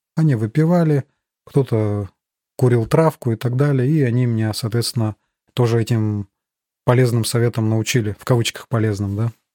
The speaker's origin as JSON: {"language": "Russian", "town": "Chita", "region": "Zabaykalsky Krai", "country": "Russia", "tie": "born or raised there", "moved": "as an adult", "lives_now": "Germany", "said": "Родился я в Чите, это столица Забайкальского края, Восточная Сибирь"}